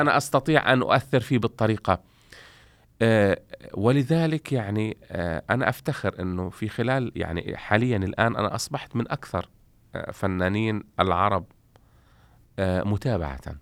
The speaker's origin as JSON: {"language": "Arabic", "town": "Gaza", "region": "Gaza Strip", "country": "Palestine", "tie": "born or raised there", "also_born_or_lived": "Romania", "accent": "Palestinian", "moved": "as an adult", "said": "وهي مسقط رأسي نعم. وأنا من غزة"}